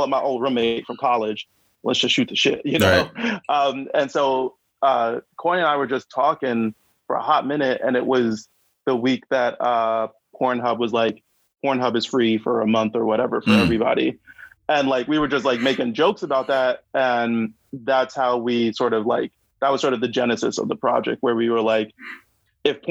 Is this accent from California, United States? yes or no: no; New York City, New York, United States; I grew up in Brooklyn, and like, you know, the '90s, I was a teenager.